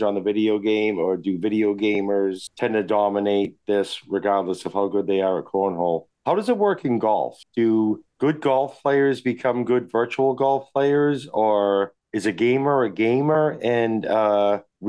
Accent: New England, United States; I'm from New England

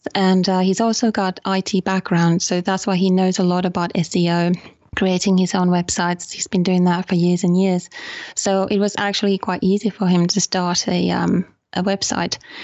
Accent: Finland; also born or lived in United Kingdom; now in Guilin, China; I'm from Finland.

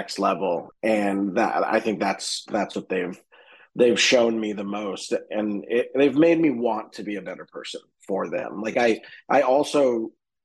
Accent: Boston, Massachusetts, United States; now in Los Angeles, United States; we went back to my hometown in Boston

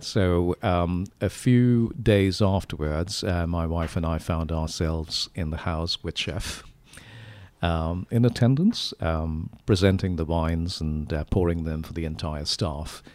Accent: India; now in Sonoma, United States; I'm from India

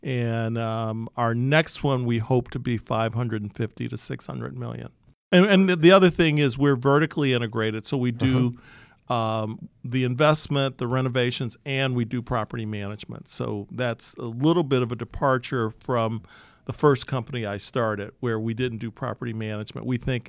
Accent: Detroit, Michigan, United States; I grew up in Detroit, west side of Detroit. Like most people who grew up in my neighborhood, their dads and or moms worked in the auto industry.

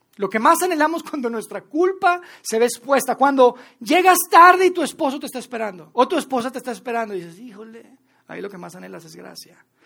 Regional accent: Mexico; also born or lived in Mexico City; como mexicanos, como latinoamericanos

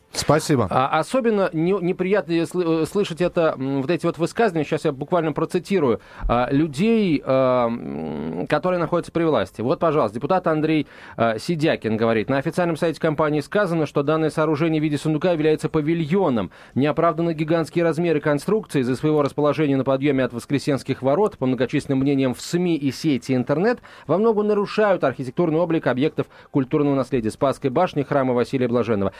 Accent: Moscow, Russia; я, как москвич

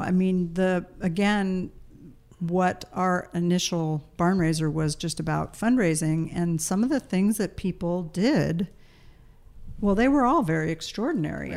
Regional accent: East Coast, United States; moved away; we grew up on the East Coast

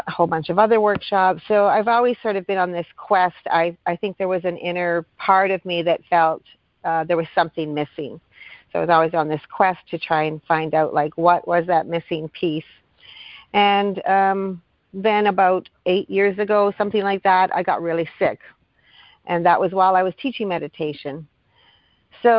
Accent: Thunder Bay, Ontario, Canada; now in Hamilton, Canada; I'm from Thunder Bay, Ontario. So I've actually been here longer than I am from my hometown

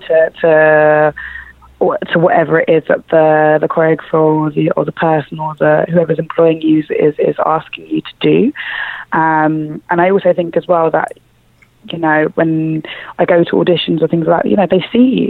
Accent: London, United Kingdom; I was born and raised in East London. I come from a place called Forest Gate, which is right next to Stratford

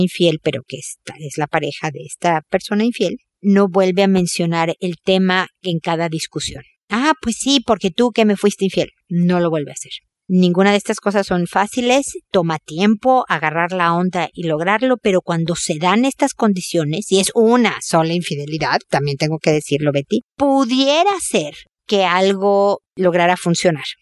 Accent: Mexico; moved away as an adult; also born or lived in United States; now in Chile; en México, mi país de origen, en Chile, mi país de adopción

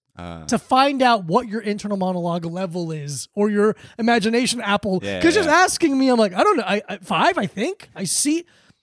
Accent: Florida, United States; I grew up in Florida, but my first like 12 or 13 years were in all black schools.

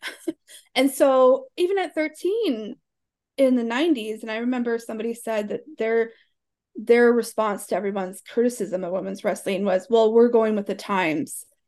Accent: Alabama, United States; 'Cause it, it's all that we do down there

